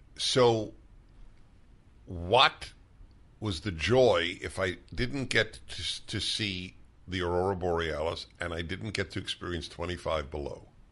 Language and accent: English; New York City, New York, United States; also born or lived in Brooklyn; I grew up in New York